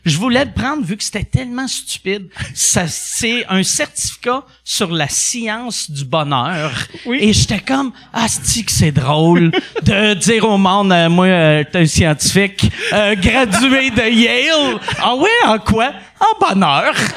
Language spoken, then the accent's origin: French; Quebec City, Quebec, Canada; now in Montreal, Canada; je venais de Québec